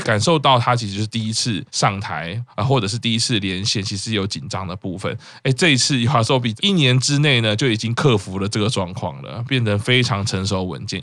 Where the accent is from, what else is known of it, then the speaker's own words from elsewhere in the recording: Taipei, Taiwan; 我是台北出生，我都很熟了